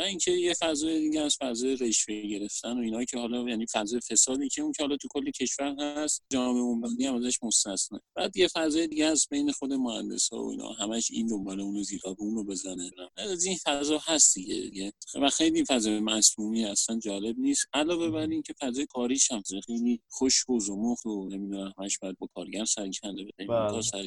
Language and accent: Persian; Shahr-e Rey, Tehran Province, Iran; از بچگی از اون موقعی که به دنیا اومدم ساکن شهرره بودم